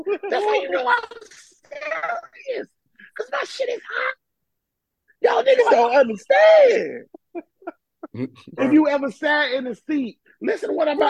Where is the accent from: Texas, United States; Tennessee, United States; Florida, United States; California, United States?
Florida, United States; Jacksonville; You telling me this bitch was living in Jacksonville while we was growing up in Jacksonville?